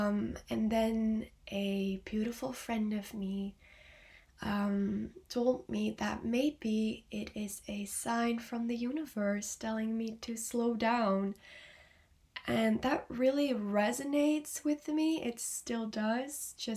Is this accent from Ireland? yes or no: no; Belgium; I am 19 years old and I am from Belgium